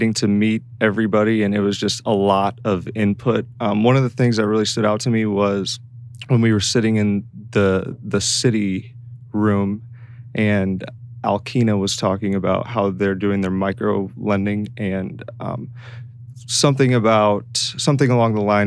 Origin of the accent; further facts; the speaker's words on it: Mishawaka, Indiana, United States; also born or lived in Bloomington, Indiana; I'm from Mishawaka, which is actually right next to South Bend, directly east. And I grew up there